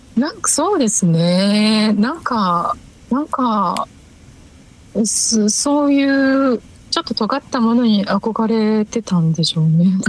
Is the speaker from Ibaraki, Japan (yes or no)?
yes; Ibaraki, Japan; moved away; 地元の中学の先輩が結構ライブハウスとかに行ってた